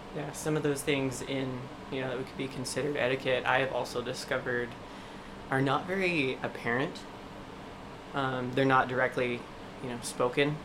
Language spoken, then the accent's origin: English; East Coast, United States; moved away; growing up on the East Coast